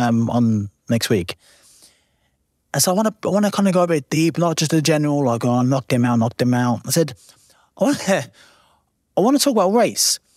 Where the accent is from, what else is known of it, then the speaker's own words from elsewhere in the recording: Lowestoft, East of England, United Kingdom; my little small town where I'm from in Lowestoft